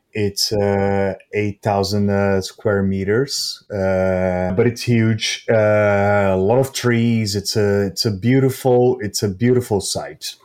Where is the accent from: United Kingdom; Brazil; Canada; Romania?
Brazil; São Paulo; moved away as an adult; also born or lived in California / New York; I went back to Brazil with this idea of, um, bringing the barbecue culture, uh, to, to São Paulo, my hometown